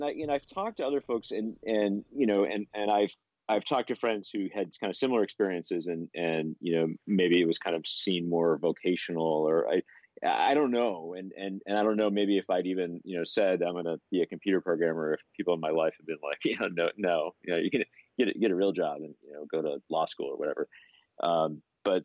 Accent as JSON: {"language": "English", "town": "Buffalo", "region": "New York", "country": "United States", "tie": "born or raised there", "said": "I grew up in Western New York in Buffalo. My parents didn't have a lot of money."}